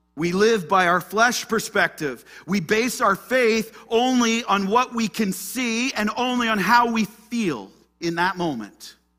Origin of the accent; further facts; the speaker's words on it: Ottawa, Ontario, Canada; I'm just from Ottawa, Ontario, Canada